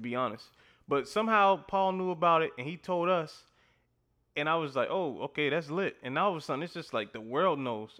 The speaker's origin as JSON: {"language": "English", "region": "Louisiana", "country": "United States", "said": "I'm from Louisiana"}